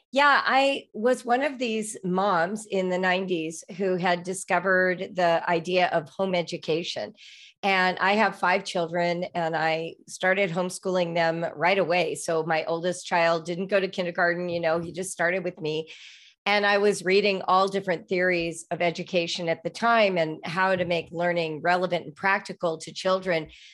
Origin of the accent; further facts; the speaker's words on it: Los Angeles, California, United States; I grew up in Los Angeles